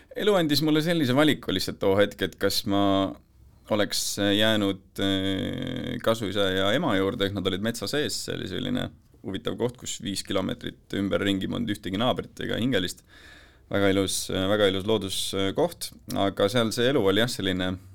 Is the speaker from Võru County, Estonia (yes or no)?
no; near Tartu, Tartu County, Estonia; elasime, elasime Tartu külje all